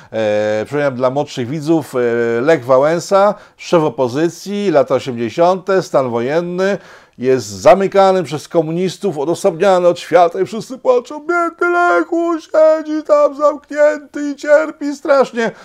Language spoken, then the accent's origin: Polish; Poland; ja jestem Słowianinem z Polski, jestem Polakiem